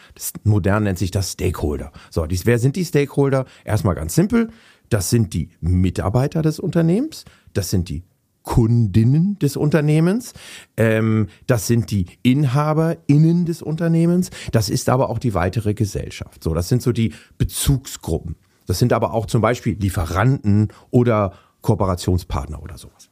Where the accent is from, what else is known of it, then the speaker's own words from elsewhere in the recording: Hamburg, Germany; moved away as an adult; now in Wendland, Germany; ich bin, ja, alter Hamburger. Äh, ich bin in Hamburg aufgewachsen